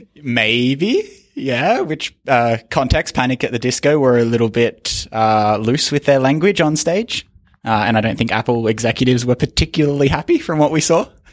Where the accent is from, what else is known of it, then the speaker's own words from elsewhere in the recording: Australia; as an Australian